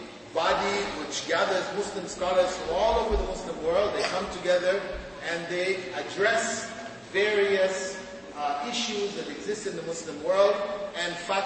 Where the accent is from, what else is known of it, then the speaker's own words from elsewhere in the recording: Jamaica; moved away; my community where I was born in Jamaica